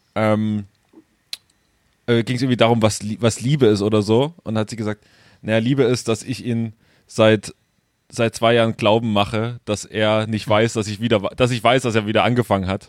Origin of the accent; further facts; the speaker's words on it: Großröhrsdorf, Saxony, Germany; moved away; da, äh, wo ich herkomme, äh, im Webhaus in Großröhrsdorf